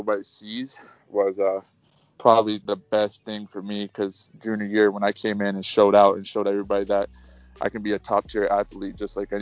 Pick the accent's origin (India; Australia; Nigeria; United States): United States; Baltimore, Maryland; I grew up in Baltimore.